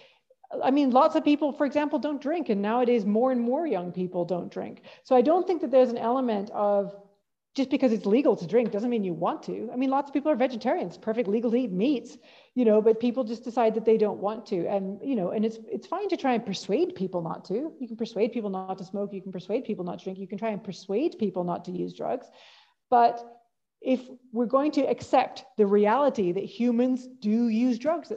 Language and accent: English; Calgary, Alberta, Canada; moved away as an adult; now in Scotland, United Kingdom; So my hometown is Calgary.